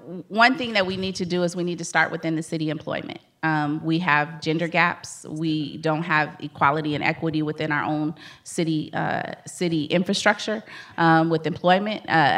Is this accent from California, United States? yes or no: yes; Los Angeles, California, United States; moved away as an adult; now in San Diego, United States; I was born and raised in South Central Los Angeles. I moved to San Diego in 2000.